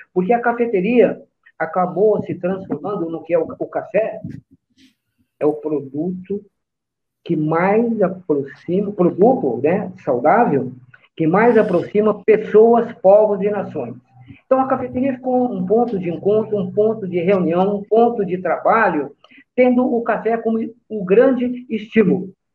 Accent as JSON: {"language": "Portuguese", "country": "Brazil", "tie": "born or raised there", "also_born_or_lived": "São Paulo (Tucuruvi) / Lavínia, São Paulo / Cambira/Jandaia do Sul, Paraná", "said": "sou brasileiro, Nasci em São Paulo, num bairro fantástico que é o Tucuruvi, mas fui criado no interior do estado de São Paulo, numa pequena cidade no noroeste do estado, que é Lavínia. Depois a gente, a família se mudou para o Paraná"}